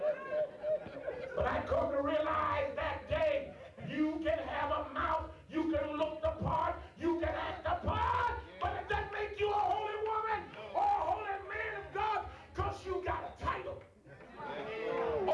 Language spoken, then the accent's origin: English; Dayton, Ohio, United States; I grew up in Ohio, Dayton, Ohio